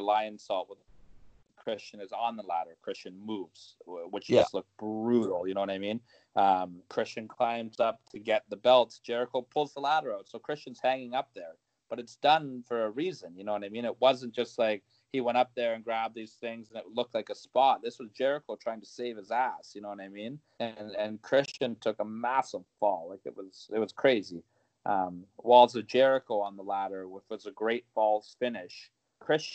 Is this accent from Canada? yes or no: yes; Canada; as a Canadian